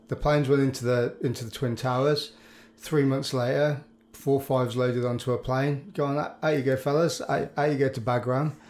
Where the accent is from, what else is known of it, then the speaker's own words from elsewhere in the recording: Birmingham, West Midlands, United Kingdom; I'm from Birmingham